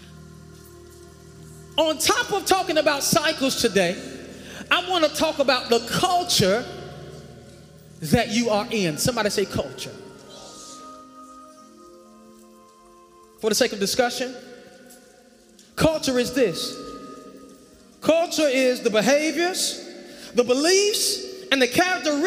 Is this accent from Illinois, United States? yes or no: no; North Carolina, United States; accent: country